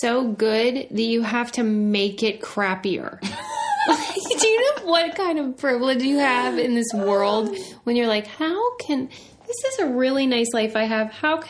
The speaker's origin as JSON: {"language": "English", "town": "Pittsburgh", "region": "Pennsylvania", "country": "United States", "said": "because I'm from Pittsburgh and so there are Amish people around a lot."}